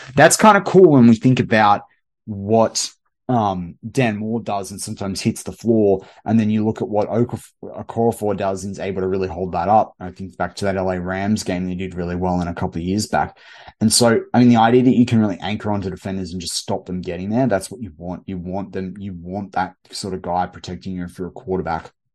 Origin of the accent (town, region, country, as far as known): Australia